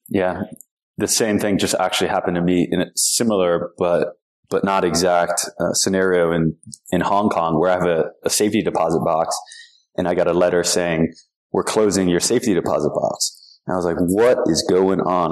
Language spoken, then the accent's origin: English; United States; I was an American